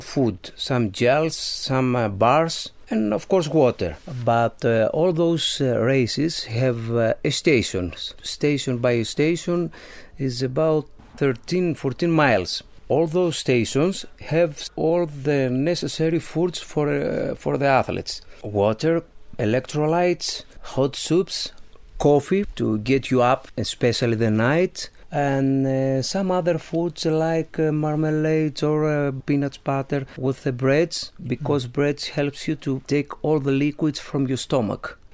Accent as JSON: {"language": "English", "town": "Thessaloniki", "region": "Central Macedonia", "country": "Greece", "second_language": "English", "said": "I'm from Greece and especially Thessaloniki."}